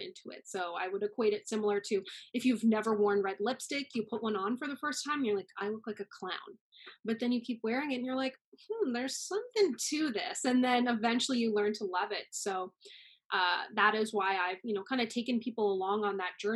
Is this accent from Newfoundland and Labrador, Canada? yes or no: yes; Newfoundland and Labrador, Canada; moved away as an adult; now in Toronto, Canada; Growing up in Newfoundland, there was no one who looked like me